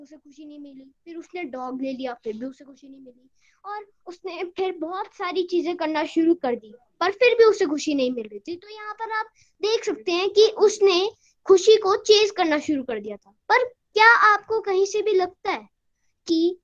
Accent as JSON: {"language": "Hindi", "town": "Shimla", "region": "Himachal Pradesh", "country": "India", "said": "मैं शिमला से हूँ"}